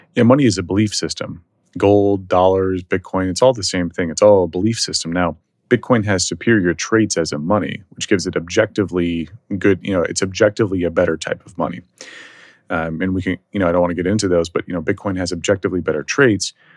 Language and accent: English; Dallas, Texas, United States; also born or lived in San Francisco; now in Texas, United States; I'm originally from Dallas, left Dallas, went to San Francisco